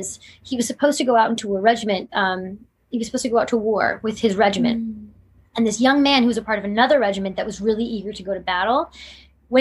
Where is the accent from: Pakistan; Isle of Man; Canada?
Canada; being a Canadian.